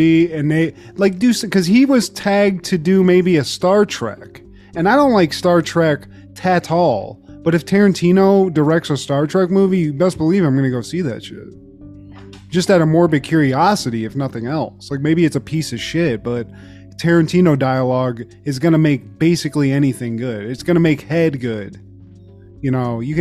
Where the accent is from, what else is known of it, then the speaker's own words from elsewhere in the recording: Pittsburgh, Pennsylvania, United States; I'm from the Pittsburgh area